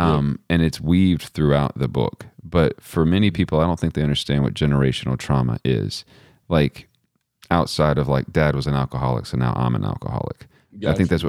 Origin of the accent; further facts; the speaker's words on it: Midland, Texas, United States; Midland, Texas.